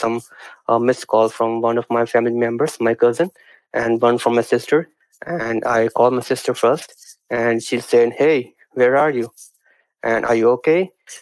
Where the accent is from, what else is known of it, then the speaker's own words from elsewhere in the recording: Punjab, India; I come from the Punjab in India